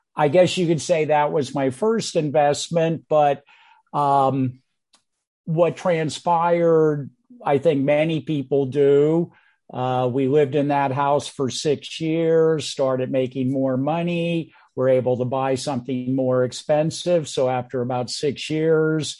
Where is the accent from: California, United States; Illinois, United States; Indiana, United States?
California, United States; San Francisco Peninsula; moved away as an adult; also born or lived in New York City; now in South Carolina, United States; I was born and raised on the San Francisco Peninsula